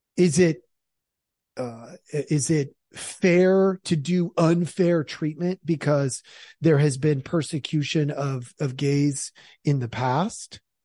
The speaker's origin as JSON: {"language": "English", "town": "Portland", "region": "Oregon", "country": "United States", "tie": "born or raised there", "also_born_or_lived": "Idaho", "moved": "yes", "said": "I'm not actually from Idaho. I'm from Oregon."}